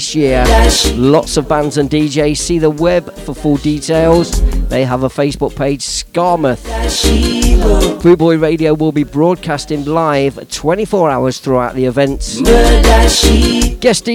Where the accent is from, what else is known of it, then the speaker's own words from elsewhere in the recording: Leicester, East Midlands, United Kingdom; my hometown, Leicester Town